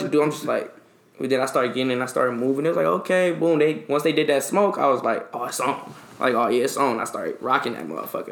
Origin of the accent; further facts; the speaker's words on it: Detroit, Michigan, United States; I come from Detroit